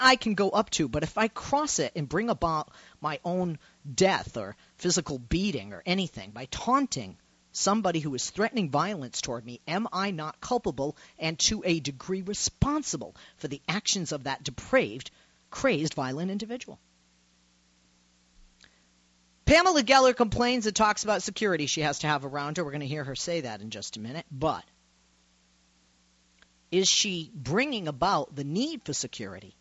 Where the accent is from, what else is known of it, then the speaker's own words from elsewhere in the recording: Boston, Massachusetts, United States; moved away; I'm from Boston